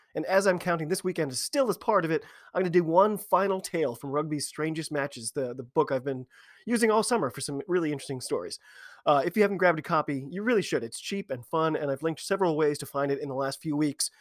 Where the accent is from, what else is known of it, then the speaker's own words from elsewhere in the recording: United States; I'm an American